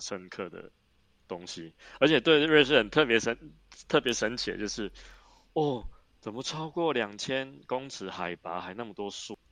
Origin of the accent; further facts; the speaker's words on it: Taiwan; first language Mandarin Chinese; now in Switzerland; 从小在台湾长大的，住在瑞士这么久